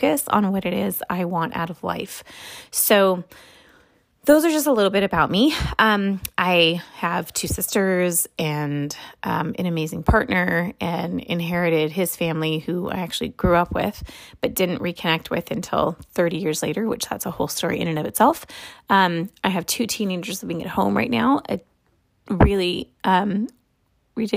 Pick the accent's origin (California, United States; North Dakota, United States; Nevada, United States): California, United States; Los Angeles; also born or lived in Santa Monica; I am from Santa Monica, but I'm Los Angeles born and bred.